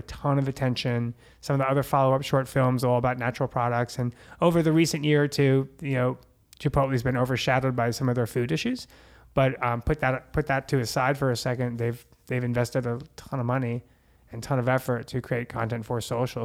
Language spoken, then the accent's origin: English; New Jersey, United States; now in Los Angeles, United States; I'm Jersey